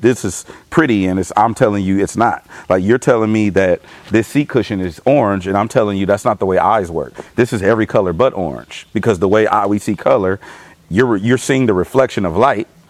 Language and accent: English; Los Angeles, California, United States; I'm from the East Side in L.A.